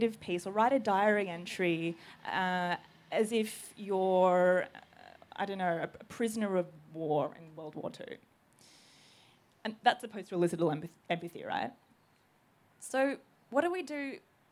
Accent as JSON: {"language": "English", "country": "Australia", "said": "I'm Greek Australian"}